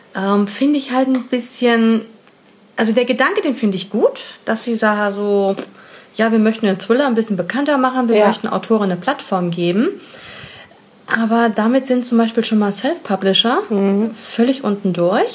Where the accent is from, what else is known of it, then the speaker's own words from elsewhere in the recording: Hamburg, Germany; wir sind Hamburger